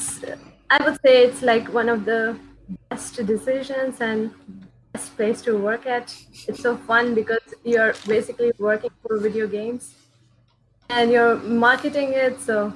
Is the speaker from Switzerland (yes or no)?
no; India; moved away as an adult; now in Germany; I'm from India and I have been here in Germany for 2 years.